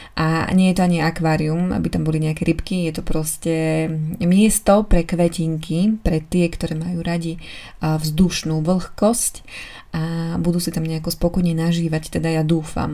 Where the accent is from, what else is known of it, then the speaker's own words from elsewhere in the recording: eastern Slovakia, Slovakia; moved away; U nás na východe je zvyk e, zobrať košík, naplniť ho jedlom a ísť